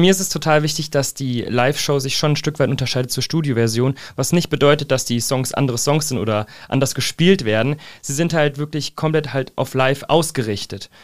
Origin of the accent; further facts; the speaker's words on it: Fernwald, Hesse, Germany; also born or lived in Giessen; ich wurde in Gießen geboren, seitdem auch in Gießen quasi Umgebung verwurzelt.